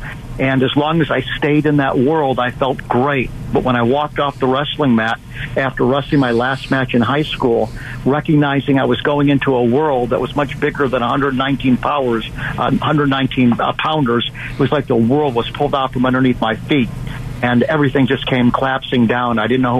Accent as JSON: {"language": "English", "country": "United States", "said": "I knew as an American that the person on the cross was Jesus."}